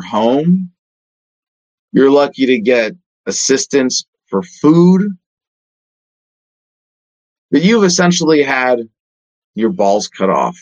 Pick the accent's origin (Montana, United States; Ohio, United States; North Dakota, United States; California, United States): California, United States; I grew up in California